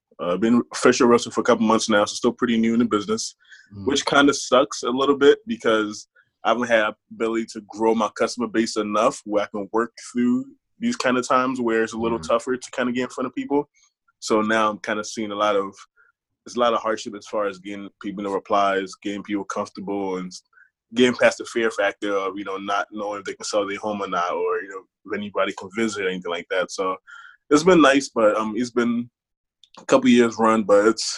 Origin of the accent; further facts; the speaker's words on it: Harrisburg, Pennsylvania, United States; Harrisburg, PA.